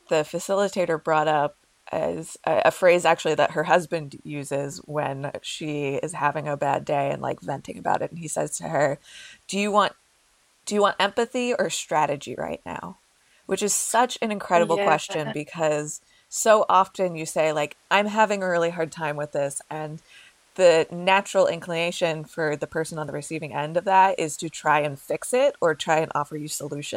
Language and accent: English; New Jersey, United States; I grew up in New Jersey